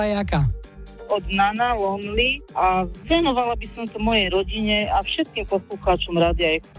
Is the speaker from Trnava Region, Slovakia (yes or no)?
yes; Smolinské, Trnava Region, Slovakia; moved away as an adult; now in Diviacka Nová Ves, Slovakia; Ja som sa sem vydala, ja pochádzam až zo Záhoria, z malej dedinky Smolínske.